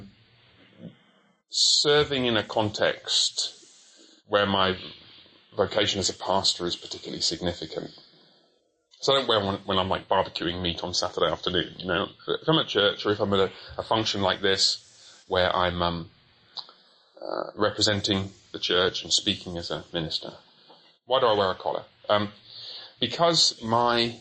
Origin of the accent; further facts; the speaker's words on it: Coventry, West Midlands, United Kingdom; also born or lived in Haltwhistle, England; I was born up there. I moved to Coventry when I was very young